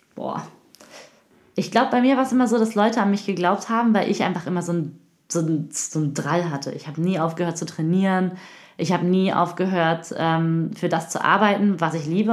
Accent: Cologne, North Rhine-Westphalia, Germany; ich komme aus, äh, aus Familie, aus einer Hartz-IV-Familie aus Köln-Kalk, so Köln-Deutz, Köln-Mülheim, Köln-Kalk, da bin ich aufgewachsen

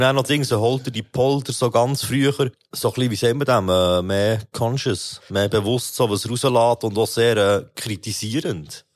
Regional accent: Bern, Switzerland; ich als Berner

